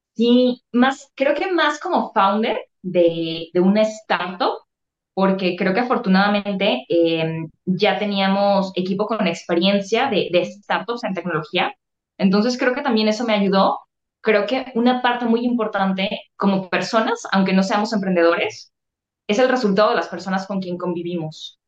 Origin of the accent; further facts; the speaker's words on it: Guadalajara, Jalisco, Mexico; Yo soy tapatía, orgullosamente aquí de Guadalajara, Jalisco.